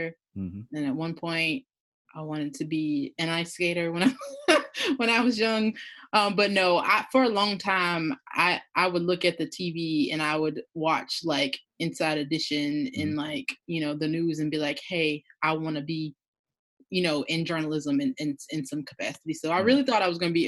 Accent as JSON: {"language": "English", "town": "Williston", "region": "South Carolina", "country": "United States", "said": "I'm from a small town called Williston, South Carolina"}